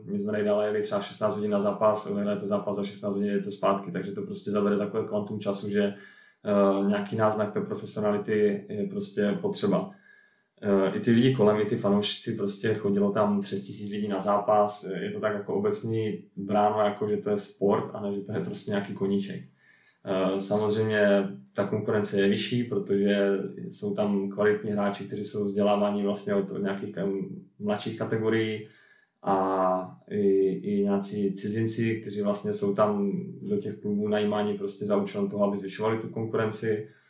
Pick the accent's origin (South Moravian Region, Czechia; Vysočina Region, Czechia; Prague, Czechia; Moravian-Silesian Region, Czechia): Moravian-Silesian Region, Czechia; Ostrava; moved away as an adult; also born or lived in Sweden; jsem pocházím tady z Poruby, tak jsem se vlastně k florbalu dostal v Porubě